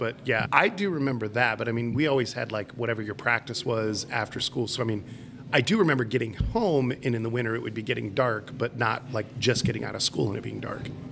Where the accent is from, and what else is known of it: Ohio, United States; born or raised there; now in Charlotte, United States